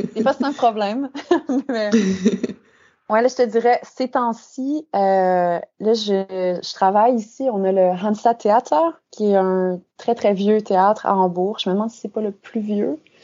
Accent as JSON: {"language": "French", "town": "Saint-Paul-de-Joliette", "region": "Quebec", "country": "Canada", "tie": "born or raised there", "also_born_or_lived": "Saint-Charles-Borromée / Montreal", "moved": "as an adult", "lives_now": "Hamburg, Germany", "said": "je suis une fille de Saint-Paul-de-Joliette, donc j'ai fait toute ma mon enfance à Saint-Paul."}